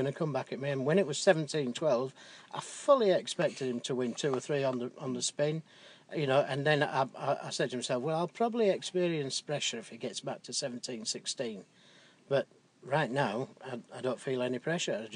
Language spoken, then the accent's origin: English; England, United Kingdom; being an Englishman